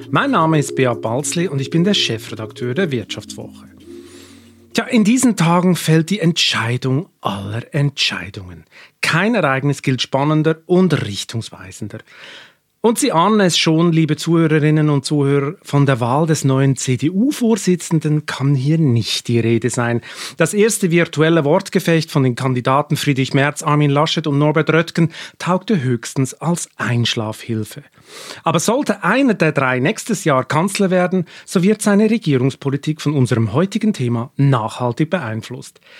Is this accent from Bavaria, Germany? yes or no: no; Cologne, North Rhine-Westphalia, Germany; Ich komme aus einer Lehrerfamilie, Ich bin in Köln